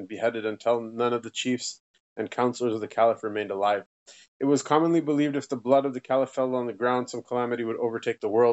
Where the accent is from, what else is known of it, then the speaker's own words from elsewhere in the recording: United States; growing up in America